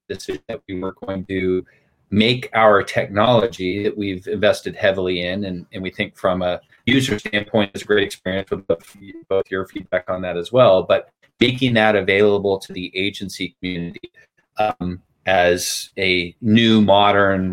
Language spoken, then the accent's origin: English; Huntington Beach, California, United States; moved away as an adult; also born or lived in New York; I grew up in Huntington Beach, California.